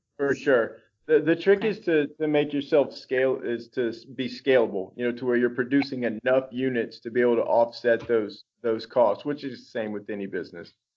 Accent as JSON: {"language": "English", "town": "Baton Rouge", "region": "Louisiana", "country": "United States", "tie": "born or raised there", "also_born_or_lived": "Dallas, Texas / Austin, Texas", "moved": "yes", "said": "I grew up in South Louisiana, Baton Rouge, Louisiana"}